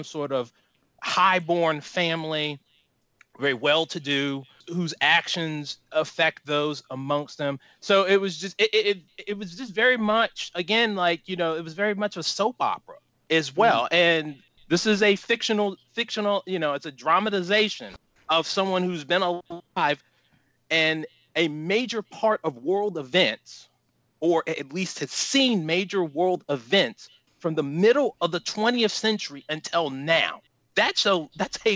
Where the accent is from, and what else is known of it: United States